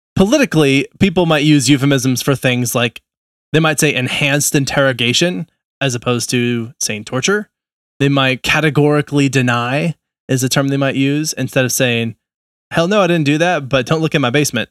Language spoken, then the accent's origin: English; Nebraska, United States; I was born in Nebraska.